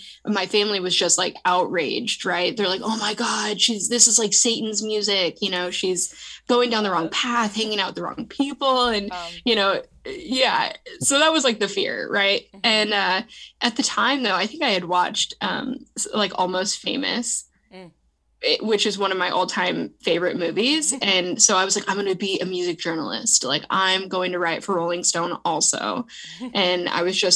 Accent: San Diego, California, United States; I was growing up in San Diego, California

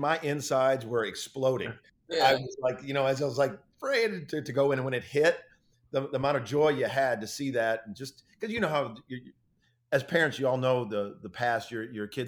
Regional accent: Chicago, Illinois, United States; I was from Chicago.

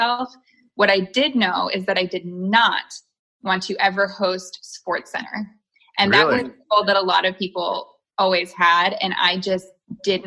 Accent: Chicago, Illinois, United States; moved away; I was born in Chicago

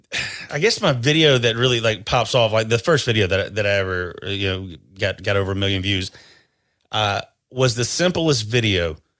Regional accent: North Carolina, United States; grew up in North Carolina

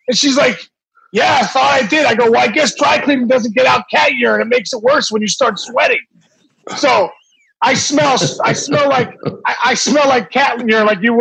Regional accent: Pittsburgh, Pennsylvania, United States; my hometown at PNC Park

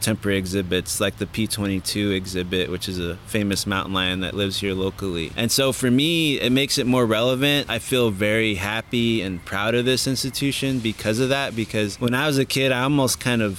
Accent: Los Angeles, California, United States; I grew up here in Los Angeles, actually right across the street from Griffith Park, which is one of the biggest city parks in the country.

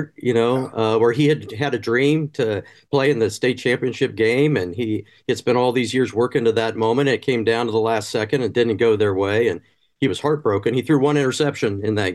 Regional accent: Athens, Ohio, United States; I grew up in Athens. I graduated from Athens High School in 1980. So that's my home

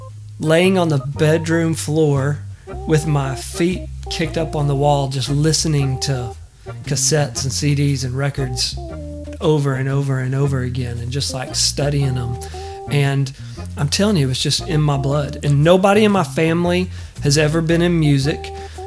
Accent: East Texas, United States; as a kid growing up in East Texas

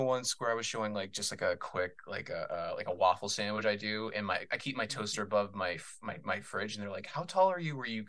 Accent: Massachusetts, United States; I'm from Massachusetts

